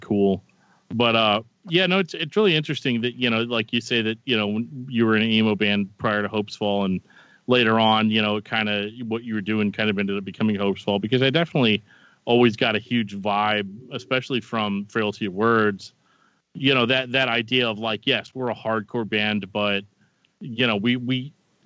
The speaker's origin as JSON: {"language": "English", "town": "St. Louis", "region": "Missouri", "country": "United States", "tie": "born or raised there", "also_born_or_lived": "North Carolina", "said": "I was born in North Carolina, but lived my entire life here in St. Louis."}